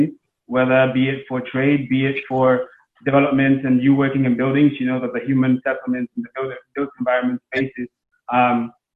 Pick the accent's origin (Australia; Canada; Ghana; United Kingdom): Ghana; now in Geneva, Switzerland; I'm Ghanaian